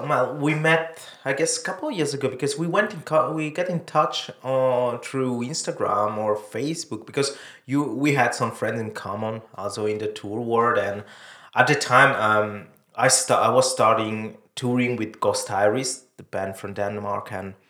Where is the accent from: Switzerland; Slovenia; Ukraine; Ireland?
Switzerland; south of Switzerland; English is a second language; I grew up in the south of Switzerland.